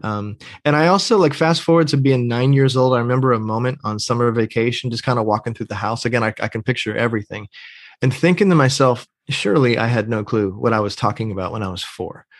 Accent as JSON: {"language": "English", "region": "Pennsylvania", "country": "United States", "tie": "born or raised there", "also_born_or_lived": "North Georgia, United States / Atlanta, Georgia, United States", "moved": "as an adult", "said": "I grew up in Pennsylvania"}